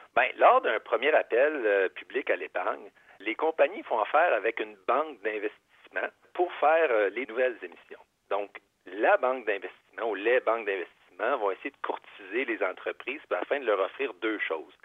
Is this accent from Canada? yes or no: yes; Quebec, Canada; on est québécois